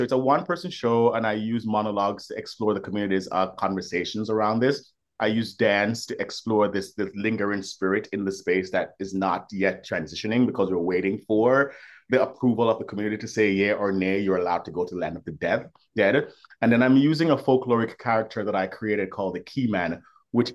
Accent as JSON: {"language": "English", "country": "Jamaica", "tie": "born or raised there", "moved": "yes", "lives_now": "New York, United States", "said": "I'm Jamaican born, I've lived in New York for 20 years"}